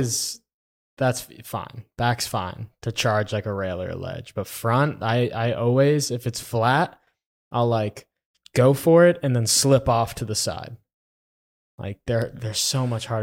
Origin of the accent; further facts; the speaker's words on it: Florida, United States; now in Texas, United States; I'm from Florida